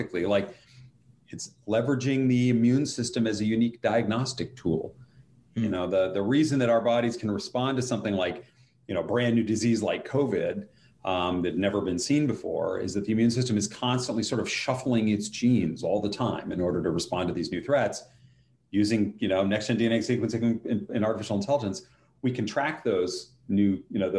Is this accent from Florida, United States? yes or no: no; Colorado, United States; I grew up in Colorado.